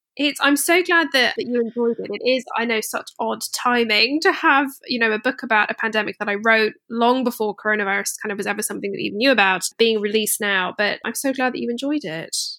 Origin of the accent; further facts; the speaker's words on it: Scotland, United Kingdom; I grew up in Scotland